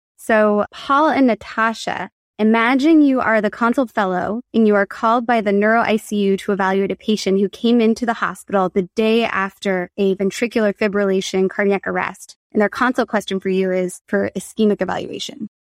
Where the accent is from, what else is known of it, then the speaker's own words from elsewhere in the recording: Berkeley, California, United States; also born or lived in San Francisco, United States; now in Los Angeles, United States; I'm from Berkeley, California